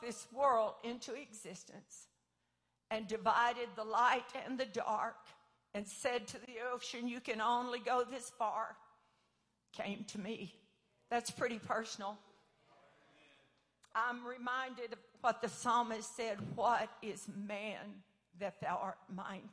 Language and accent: English; Paris, Texas, United States; I grew up 15 miles outside of Paris, Texas, at the end of a little gravel road